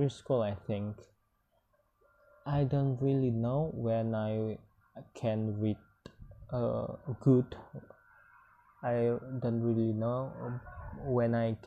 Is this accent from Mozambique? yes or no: no; hometown where Randai is practised, West Sumatra, Indonesia; English is a second language; moved away; I join Randai. Is one of traditional cultural in my hometown